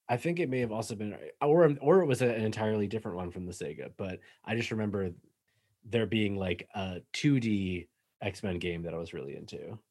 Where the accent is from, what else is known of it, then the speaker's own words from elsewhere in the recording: an hour north of Boston, Massachusetts, United States; moved away; I'm from, like, an hour north of Boston originally.